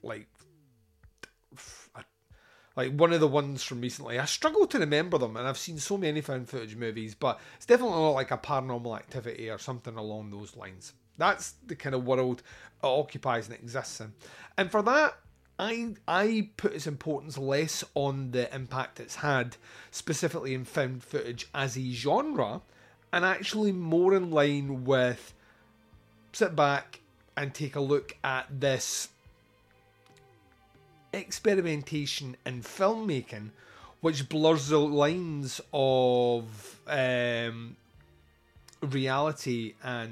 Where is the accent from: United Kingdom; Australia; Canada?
United Kingdom; Scotland; I'm Scottish